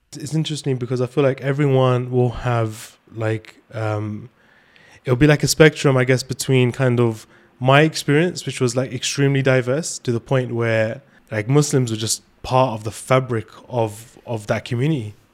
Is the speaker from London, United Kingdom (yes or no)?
yes; London, United Kingdom; where we're from, uh, especially in London